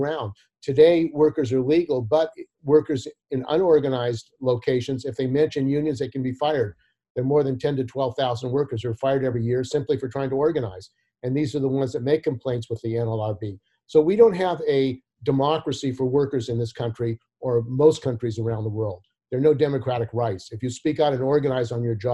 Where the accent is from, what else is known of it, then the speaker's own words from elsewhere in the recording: San Francisco, California, United States; also born or lived in San Jose; I grew up in the Bay Area in San Jose and San Francisco. I was born in San Francisco